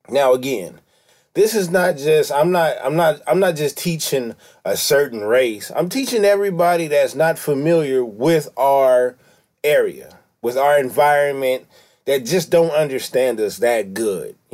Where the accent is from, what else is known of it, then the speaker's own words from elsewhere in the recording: California, United States; I'm from California. This is Los Angeles.